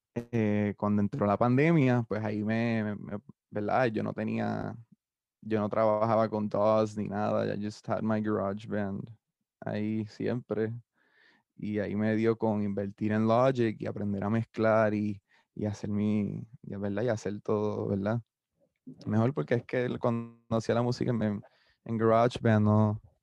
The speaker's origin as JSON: {"language": "Spanish", "town": "Carolina", "country": "Puerto Rico", "tie": "born or raised there", "also_born_or_lived": "San Juan, Puerto Rico", "lives_now": "Mayagüez, Puerto Rico", "said": "me crié en Carolina hasta San Juan toda mi, mi juventud"}